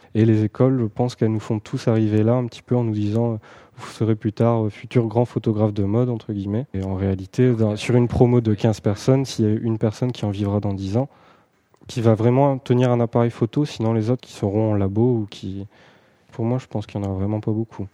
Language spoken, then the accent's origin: French; Pas-de-Calais, Hauts-de-France, France; moved away as an adult; now in Paris region, France; je suis pas de la région en fait. Je viens, du Pas-de-Calais.